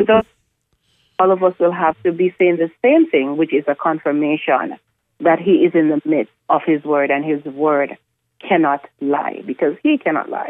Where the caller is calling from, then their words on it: Richmond, Virginia, United States; I'm listening from Richmond.